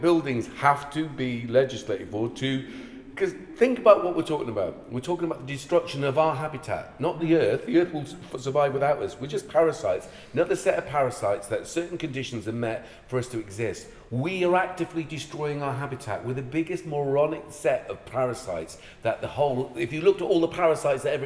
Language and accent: English; Ireland; moved away; I'm Irish.